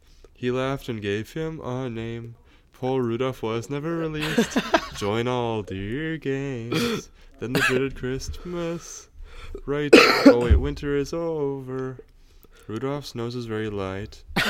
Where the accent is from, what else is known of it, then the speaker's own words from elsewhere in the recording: Wisconsin, United States; I grew up in Wisconsin.